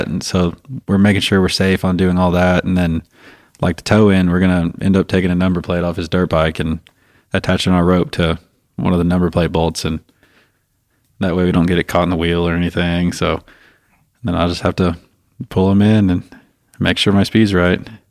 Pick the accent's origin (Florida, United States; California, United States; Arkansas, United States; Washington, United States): Arkansas, United States; Fayetteville; I grew up in Fayetteville, Arkansas